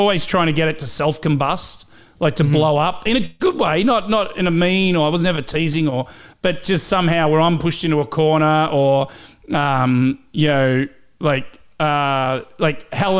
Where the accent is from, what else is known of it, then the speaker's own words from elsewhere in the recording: Cobram, Victoria, Australia; accent: Aussie; moved away; I'm from Cobram on the Murray River, just north of Shepparton.